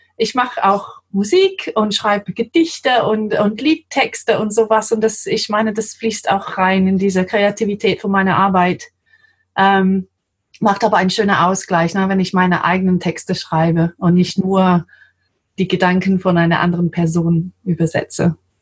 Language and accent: German; London, United Kingdom; German is a second language; moved away as an adult; now in Germany; ich bin Engländerin, wie man hört. Ich komme aus London ursprünglich